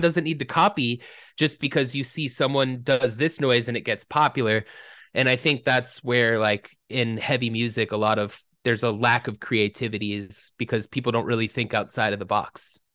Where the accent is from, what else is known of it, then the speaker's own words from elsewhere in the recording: Atlanta, Georgia, United States; when you're growing up in Atlanta